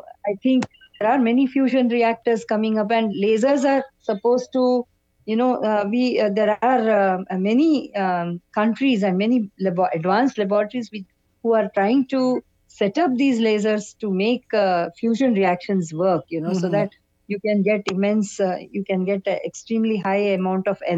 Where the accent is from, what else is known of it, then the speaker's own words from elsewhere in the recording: Bangalore, Karnataka, India; I grew up in Bangalore